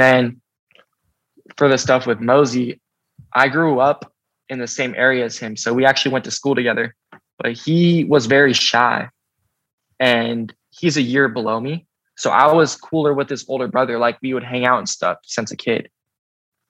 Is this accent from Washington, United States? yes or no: yes; Seattle, Washington, United States; We're from Seattle together